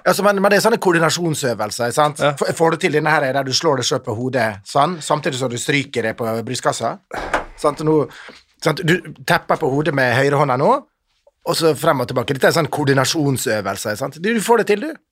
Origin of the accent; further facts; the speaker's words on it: Ålesund, Møre og Romsdal, Norway; vi vokste opp i Ålesund